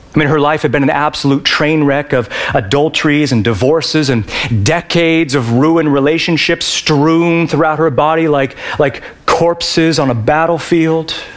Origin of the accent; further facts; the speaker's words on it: Yakima, Washington, United States; Yakima, my hometown